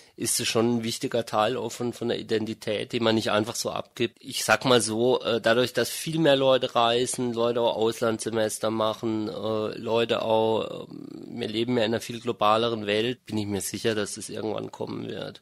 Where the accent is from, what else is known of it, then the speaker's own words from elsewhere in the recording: Germany; also born or lived in Freiburg; Also ich bin in Deutschland aufgewachsen, ich bin auch einsprachig aufgewachsen